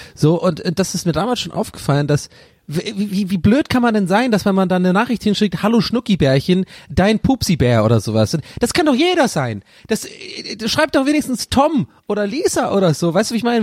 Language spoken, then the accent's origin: German; Tübingen, Baden-Württemberg, Germany; moved away; Bei uns in Tübingen